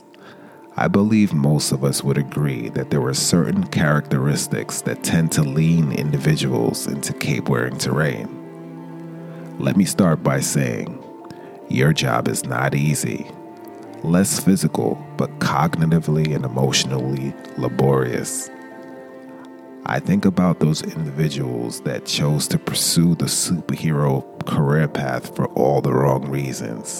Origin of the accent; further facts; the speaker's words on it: New York City, New York, United States; I grew up in the East Flatbush section of Brooklyn